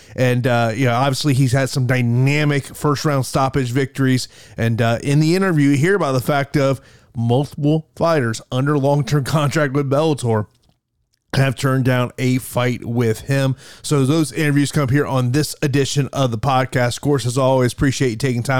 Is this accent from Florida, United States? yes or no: yes; Tampa, Florida, United States; here in my hometown of Tampa, Florida.